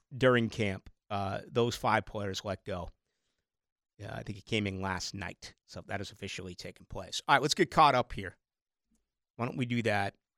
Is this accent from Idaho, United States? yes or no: no; Brockton, Massachusetts, United States; now in Jacksonville, United States; where I grew up in Brockton, Massachusetts.